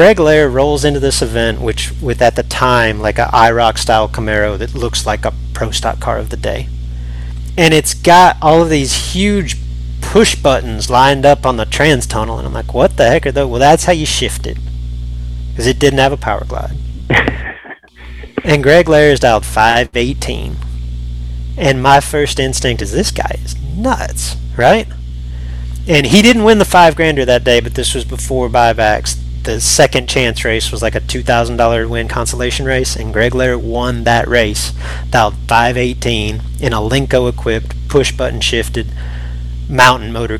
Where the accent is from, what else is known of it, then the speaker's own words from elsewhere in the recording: North Texas, United States; The biggest event in our area, growing up in North Texas, was called the Texas Shootout